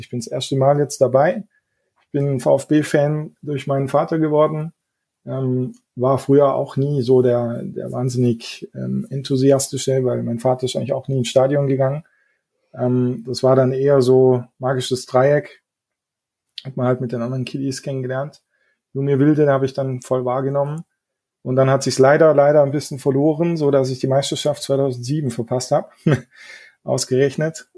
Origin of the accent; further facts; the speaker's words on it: Neuhausen ob Eck, Baden-Württemberg, Germany; wohnen ganz im Süden von Baden-Württemberg, nahe vom Bodensee. Ich weiß nicht, ob ihr das Southside Festival kennt, aber aus dem Ort komme ich